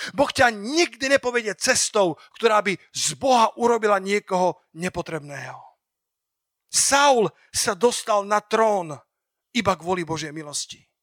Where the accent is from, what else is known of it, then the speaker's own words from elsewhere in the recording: Slovakia; ako malý Slovák